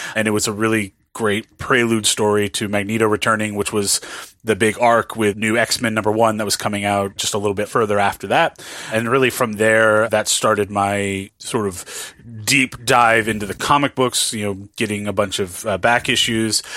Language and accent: English; Southern California, United States; also born or lived in New Orleans, Louisiana; I was born in New Orleans, but I was raised in, in Southern California.